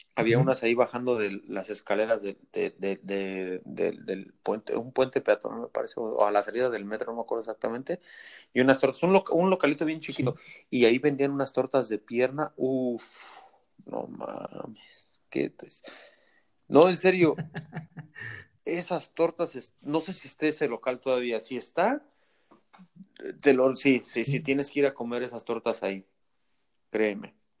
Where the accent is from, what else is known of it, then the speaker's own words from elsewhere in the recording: Mexico; moved away as an adult; now in United States; yo me vine de México